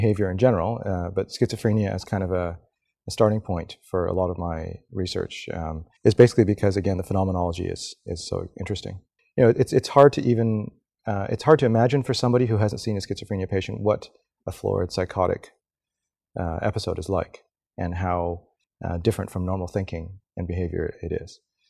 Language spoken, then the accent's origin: English; Saskatchewan, Canada; also born or lived in Montreal, Canada / British Columbia, Canada; I grew up all over Canada, in BC. I was born in Montreal, went to high school in Saskatchewan